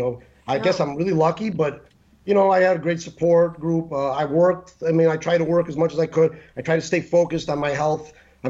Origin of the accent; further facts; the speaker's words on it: Chicago, Illinois, United States; moved away as an adult; So when I was like 20, I moved here from Chicago.